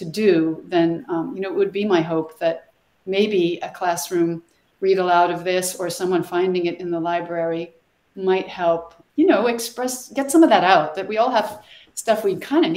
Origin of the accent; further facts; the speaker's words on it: Sweden; now in United States; I'm from Sweden originally.